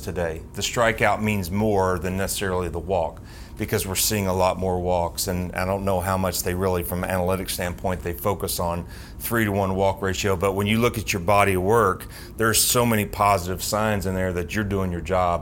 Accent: Knoxville, Tennessee, United States; I'm from Knoxville

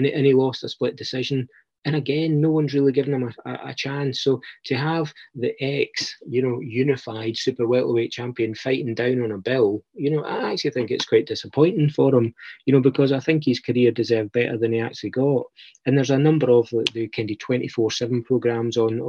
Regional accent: Scotland, United Kingdom; I'm Scottish

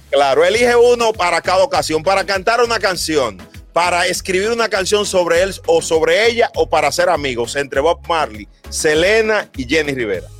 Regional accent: Dominican Republic; nosotros siempre estamos sonriendo los dominicanos

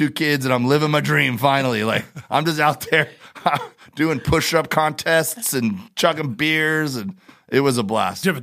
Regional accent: Miami, Florida, United States; We we do, and I grew up in Miami doing that. Like that was my thing growing up, uh, spear fishing and diving

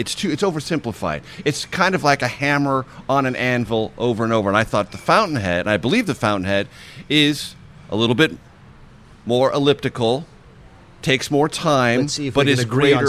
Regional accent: San Diego, California, United States; moved away as an adult; also born or lived in Columbia, Missouri / Amarillo, Texas; I was in Amarillo, Texas, fresh from the University of Missouri, and growing up in San Diego, I was a bit of an outsider.

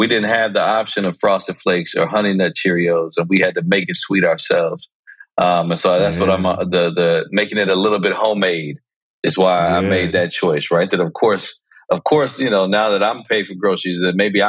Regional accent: Chicago, Illinois, United States; now in New York, United States; I was born and raised in Chicago

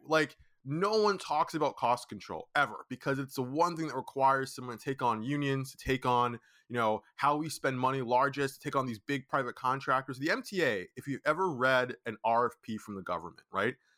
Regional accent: Brooklyn, New York, United States; also born or lived in Boston; I was born and raised in Brooklyn, New York. I live in Brooklyn, New York

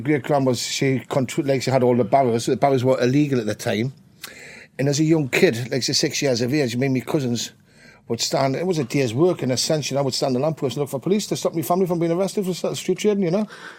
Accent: Newcastle upon Tyne, North East England, United Kingdom; I'm from the west end of Newcastle, a place called Alswick.

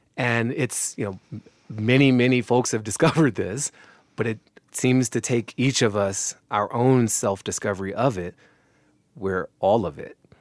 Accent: United States; I'm an American and I inherit this history too

